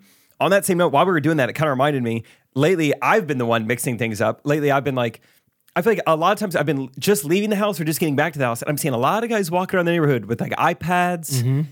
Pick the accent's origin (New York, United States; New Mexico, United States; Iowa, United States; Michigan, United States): Iowa, United States; I'm from Iowa. I don't know.